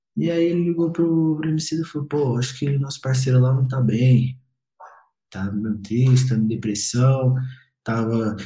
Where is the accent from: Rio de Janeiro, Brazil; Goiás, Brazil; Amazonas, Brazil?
Goiás, Brazil; Goiânia; moved away as an adult; also born or lived in Brasília; mais novo, eu achava que eu nunca sairia da, do meu bairro, da minha cidade